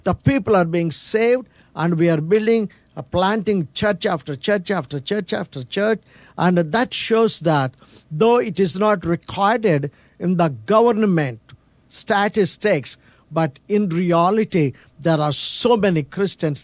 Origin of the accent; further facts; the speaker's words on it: India; I'm from India, which is considered to be the poor country